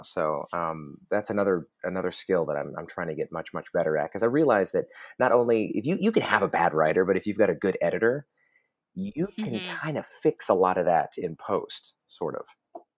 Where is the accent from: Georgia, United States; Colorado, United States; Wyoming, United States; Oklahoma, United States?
Oklahoma, United States; I'm from Oklahoma